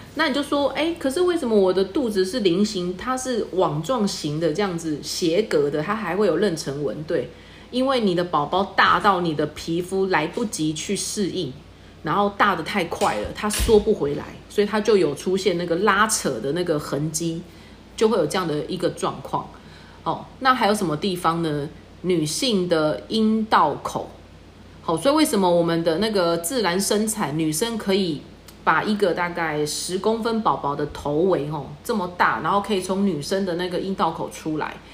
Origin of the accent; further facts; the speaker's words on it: Taiwan; 我们台湾人